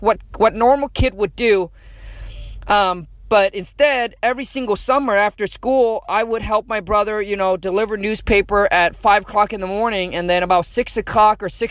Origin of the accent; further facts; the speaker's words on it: Vietnam; English is a second language; moved away; I was born in Vietnam. Grew up dirt poor, grew up in a mud hut